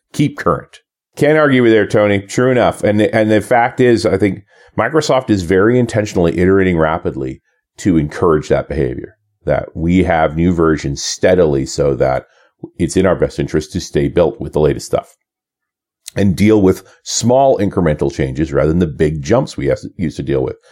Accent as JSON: {"language": "English", "country": "Canada", "said": "coming back to Canada as a Canadian"}